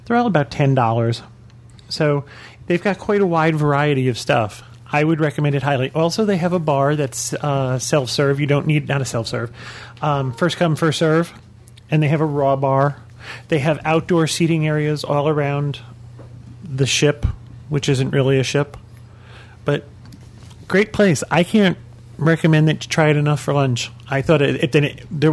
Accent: New England, United States; We're from New England

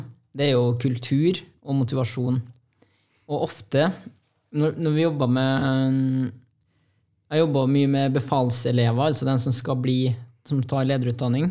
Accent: Trondheim, Trøndelag, Norway; Jeg er jo fra Ranheim. Og kom meg gjennom eh, den oppveksten

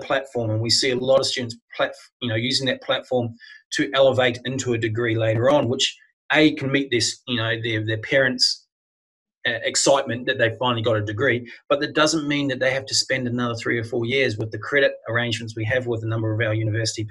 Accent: New Zealand; moved away as an adult; now in Australia; I'm not an Australian. I was born in New Zealand, but I've been living here now for 20 years

